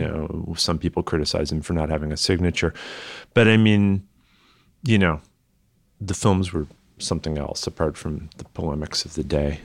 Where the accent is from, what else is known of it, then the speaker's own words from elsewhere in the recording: the Berkshires, Massachusetts, United States; moved away; I grew up in the Berkshires